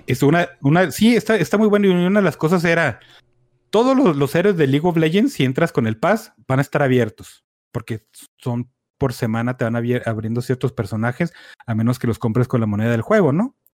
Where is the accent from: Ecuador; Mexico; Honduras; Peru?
Mexico; aquí en México, o sea, tenemos la cosa chida de ser una pincha amalgama de mierdas